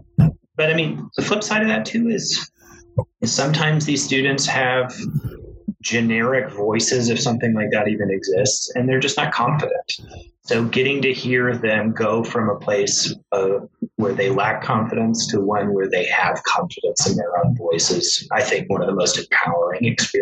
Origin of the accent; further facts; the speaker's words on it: Georgia, United States; I grew up in Georgia. People always tell me I don't really have a Southern accent.